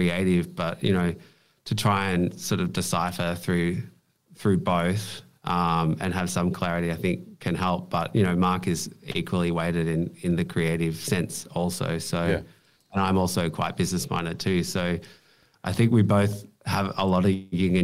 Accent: Bendigo, Victoria, Australia; I grew up in Bendigo, which is 2 hours outside of Melbourne

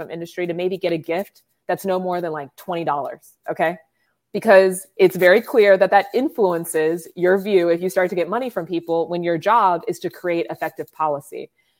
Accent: Columbus, Ohio, United States; I was born in Columbus. That's where I am now. That's where I live, given up for adoption. I lived in a foster home when I was a baby and then was adopted and raised on the east side of Columbus.

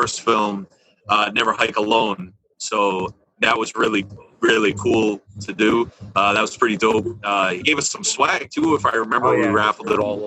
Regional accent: New York, United States; accent: New York; also born or lived in Florida; I sound like I'm from New York

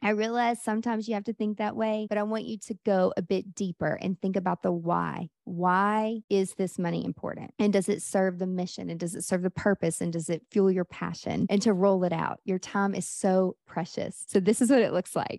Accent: Nashville, Tennessee, United States; Nashville, where I'm from

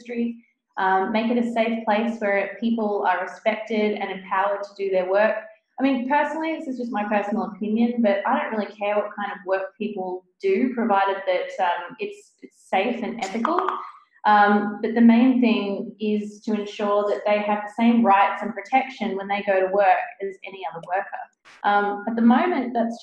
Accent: New South Wales, Australia; I'm from Australia. If we take that, for example, the state that I grew up in, New South Wales

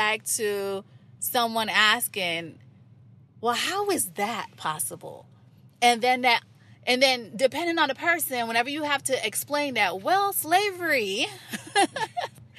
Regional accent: Nicaragua; first language English; moved away; I'm from Nicaragua, or yes, you know, I speak Spanish, or I'm Latin

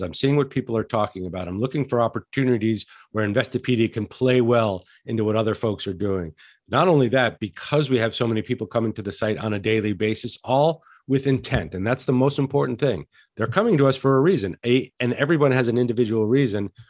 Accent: Santa Fe, New Mexico, United States; I grew up in Santa Fe, New Mexico, which is a fantastic restaurant town

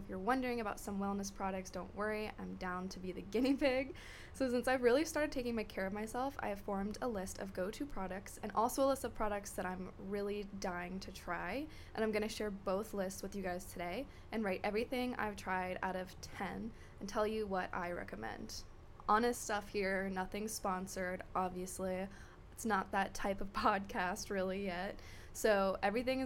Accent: Florida, United States; I grew up in Florida

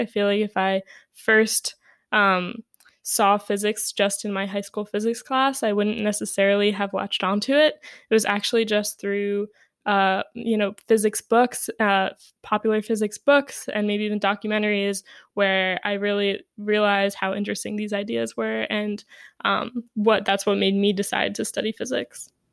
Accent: New York City, New York, United States; I grew up in New York City

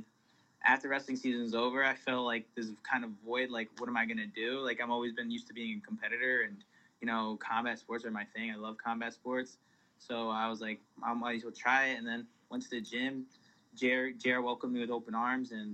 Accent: Willimantic, Connecticut, United States; I'm from Willimantic, Connecticut

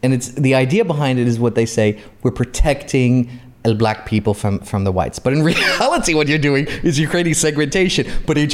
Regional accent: Saudi Arabia; now in Bahrain

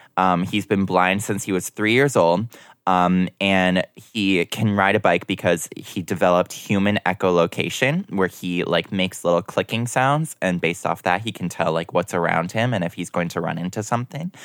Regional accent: Minnesota, United States; I was born in Minnesota

